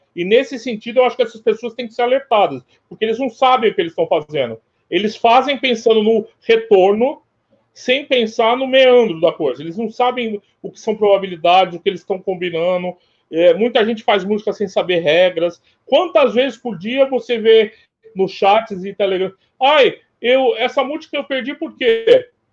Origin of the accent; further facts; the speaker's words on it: Brazil; eu sou brasileiro